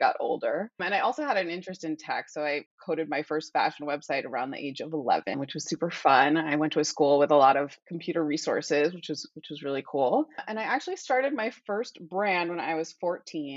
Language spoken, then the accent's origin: English; San Francisco, California, United States; now in New York, United States; growing up in the Bay Area.